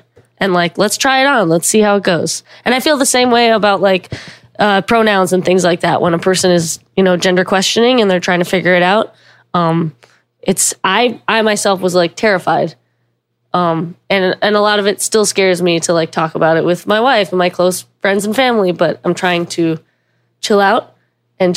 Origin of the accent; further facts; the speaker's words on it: the South, United States; I grew up in the South